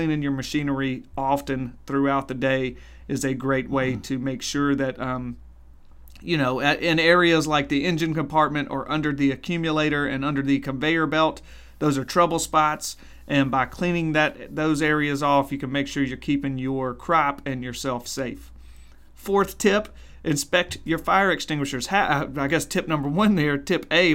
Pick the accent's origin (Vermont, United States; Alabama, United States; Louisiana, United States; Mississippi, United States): Mississippi, United States; Mississippi Delta, United States; I'm from the Mississippi Delta, so I say picker when I mean harvester